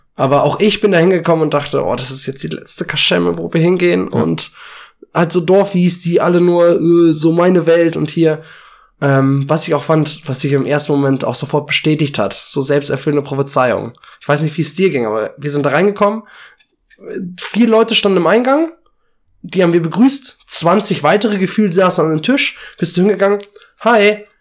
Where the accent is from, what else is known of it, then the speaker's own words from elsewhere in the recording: village near Braunschweig, Lower Saxony, Germany; now in Braunschweig, Germany; ich komme ja eigentlich aus dem Dorf